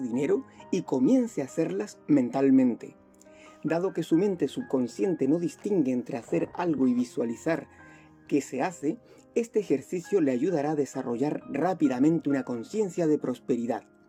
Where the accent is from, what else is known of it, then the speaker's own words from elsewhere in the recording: Chile; also born or lived in Spain; vivo acá en Chile, soy chileno y español